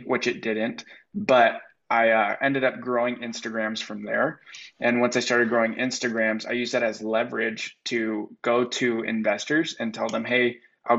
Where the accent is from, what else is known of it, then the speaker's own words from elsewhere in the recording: San Diego, California, United States; also born or lived in North Dakota; I'm from San Diego, California